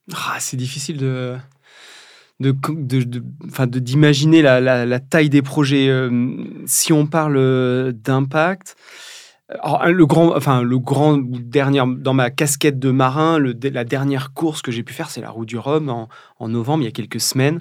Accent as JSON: {"language": "French", "area": "Charente", "region": "Nouvelle-Aquitaine", "country": "France", "tie": "born or raised there", "moved": "yes", "lives_now": "Brittany, France", "said": "je suis charentais d'origine. Je vis en Bretagne depuis quelques années, mais je suis charentais"}